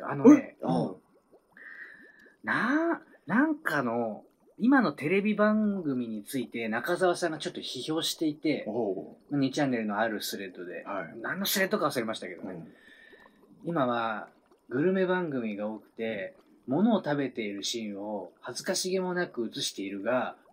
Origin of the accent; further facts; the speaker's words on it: Kanagawa, Japan; 僕、神奈川出身なんですけど、